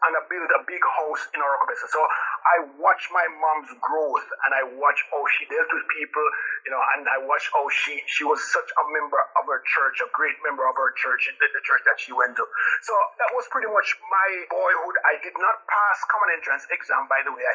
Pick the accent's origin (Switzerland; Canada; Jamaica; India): Jamaica; Saint Mary; moved away as an adult; also born or lived in St. James, Jamaica; now in United States; I grew up in a little township called St. Mary.